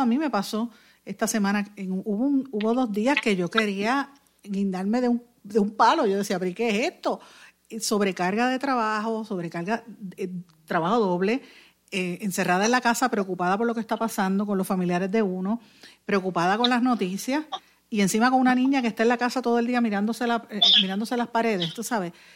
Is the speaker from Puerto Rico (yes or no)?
yes; Puerto Rico; como mamá y como, como puertorriqueña